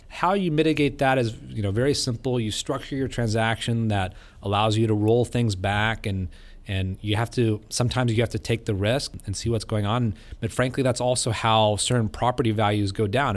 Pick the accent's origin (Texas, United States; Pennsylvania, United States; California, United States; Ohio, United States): Ohio, United States; Vandalia; growing up in Monell, Ohio, I thought it was the biggest town in the world